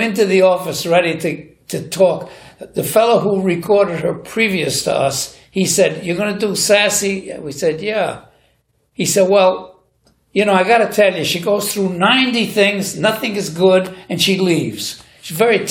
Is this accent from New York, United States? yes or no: yes; New York City, New York, United States; I was born and brought up in New York City in Hell's Kitchen